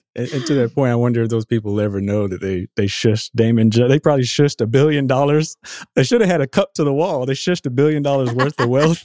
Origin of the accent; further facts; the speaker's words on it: Austin, Texas, United States; I'm from Austin